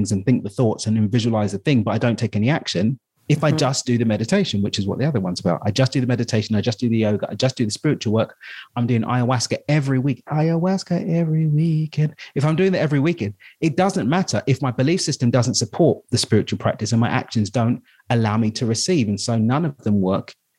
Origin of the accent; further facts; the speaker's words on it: London, United Kingdom; I'm from East London.